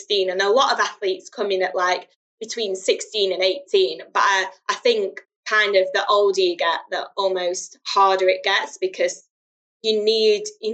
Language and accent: English; Doncaster, Yorkshire and the Humber, United Kingdom; growing up in Doncaster, there was no indoor facilities